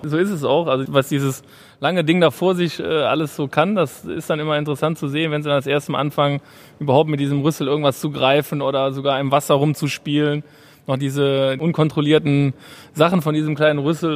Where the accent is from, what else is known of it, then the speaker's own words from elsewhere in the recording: Cologne, North Rhine-Westphalia, Germany; now in Munich, Germany; weil ich Kölner bin